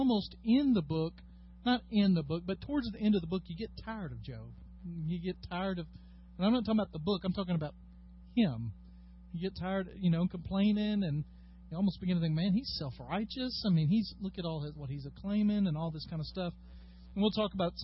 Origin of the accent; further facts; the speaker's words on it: United States; As American Christians